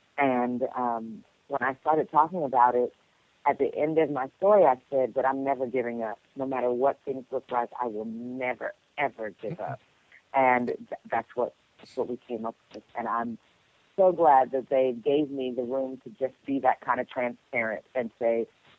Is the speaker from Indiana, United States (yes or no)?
no; New York, United States; I'm from New York.